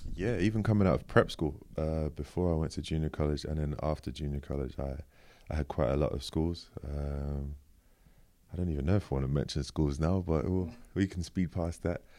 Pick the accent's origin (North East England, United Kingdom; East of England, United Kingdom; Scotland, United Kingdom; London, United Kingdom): London, United Kingdom; I was born in East London, Manor Park, actually. Yeah, good old East London.